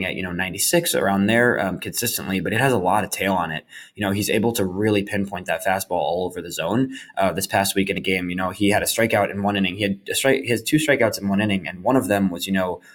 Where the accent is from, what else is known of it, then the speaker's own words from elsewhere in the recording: Oak Park, Illinois, United States; Oak Park, Illinois, my hometown